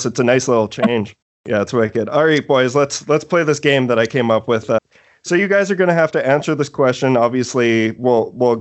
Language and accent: English; Canada; we're a Canadian podcast, we're Canadian boys